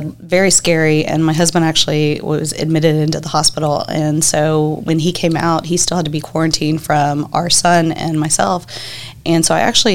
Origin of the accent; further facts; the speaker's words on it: Corpus Christi, Texas, United States; I'm originally here. I was raised here in Corpus